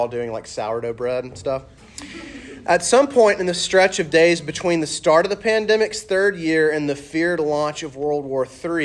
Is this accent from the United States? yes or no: yes; the South, United States; accent: southern; my southern accent